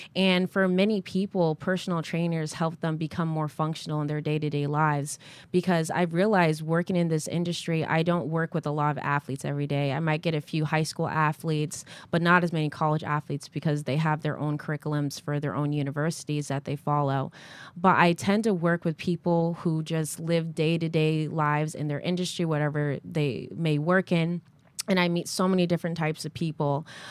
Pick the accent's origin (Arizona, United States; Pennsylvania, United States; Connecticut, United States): Connecticut, United States; moved away as an adult; also born or lived in New London, Connecticut / New Haven, Connecticut; now in South Florida, United States; I was born and raised in Connecticut